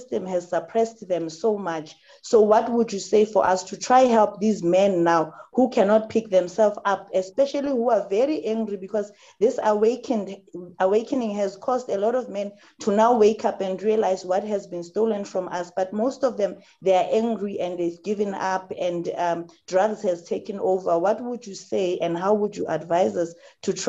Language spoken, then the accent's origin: English; Johannesburg, Gauteng, South Africa; I'm a lady from Soweto.